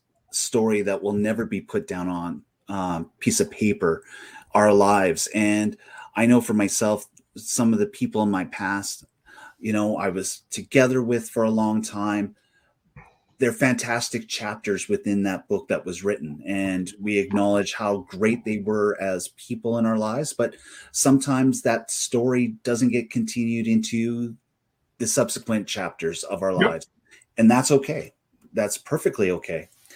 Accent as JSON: {"language": "English", "town": "Stettler", "region": "Alberta", "country": "Canada", "tie": "born or raised there", "moved": "yes", "lives_now": "Edmonton, Canada", "said": "I grew up in Stettler in Botha area, which is a small town and village"}